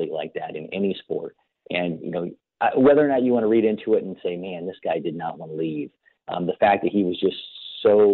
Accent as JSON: {"language": "English", "region": "Ohio", "country": "United States", "tie": "born or raised there", "said": "I grew up in Ohio"}